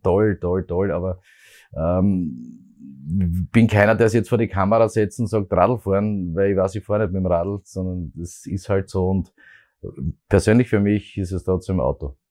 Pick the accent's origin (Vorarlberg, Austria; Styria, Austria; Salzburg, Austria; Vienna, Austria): Styria, Austria; Graz; ich bin ein Grazer, bin mit Leidenschaft Grazer